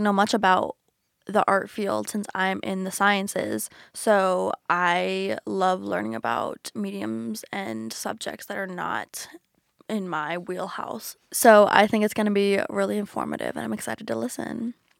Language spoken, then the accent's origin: English; the South, Georgia, United States; moved away as an adult; now in Philadelphia, United States; growing up in the South